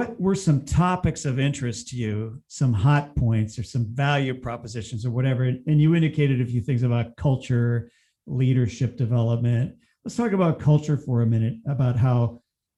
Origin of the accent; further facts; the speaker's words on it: Ohio, United States; lives in my home state of Ohio here